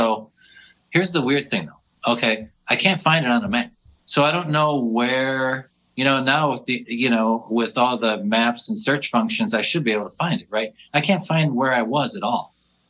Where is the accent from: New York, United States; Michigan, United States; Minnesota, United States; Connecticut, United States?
Minnesota, United States; Minneapolis; I just remember buying the … … and Northern Lights in downtown Minneapolis